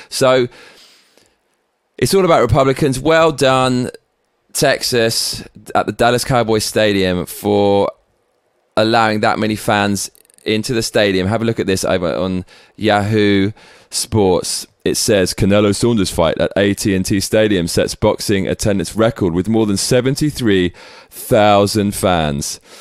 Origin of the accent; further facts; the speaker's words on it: England, United Kingdom; now in Tokyo, Japan; We fucking love you over here in Tokyo and back in my home country of England